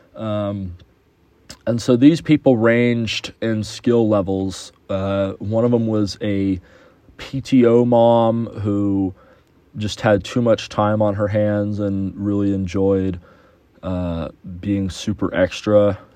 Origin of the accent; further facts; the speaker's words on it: Houston, Texas, United States; moved away; my hometown of Houston